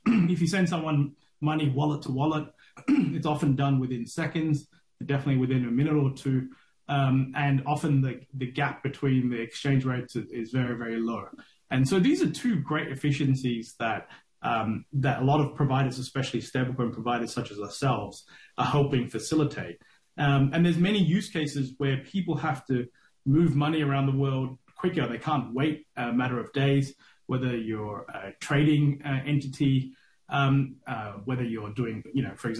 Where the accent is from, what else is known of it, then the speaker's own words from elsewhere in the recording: Australia; moved away as an adult; also born or lived in Sri Lanka; now in Singapore; I'm Sri Lankan originally. I moved to Australia when I was 5. I grew up in Australia till I was 20, and I spent about 20 odd years out of Sri Lanka, out of Australia now.